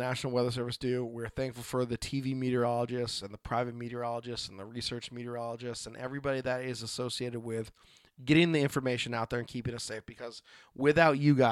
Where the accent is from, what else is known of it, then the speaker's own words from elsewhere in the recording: Oregon, United States; as a kid growing up in the Northwest and, you know, as an adult that's still here